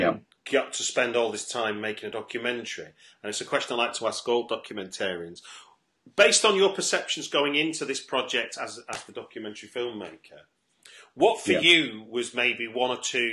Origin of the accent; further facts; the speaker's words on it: North Manchester, near Bury, North West England, United Kingdom; I grew up in North Manchester, so sort of 10 miles, you know, sort of near Bury